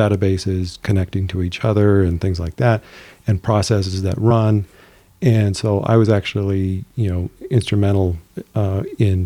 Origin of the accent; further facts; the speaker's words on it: El Paso, Texas, United States; I'm from El Paso, Texas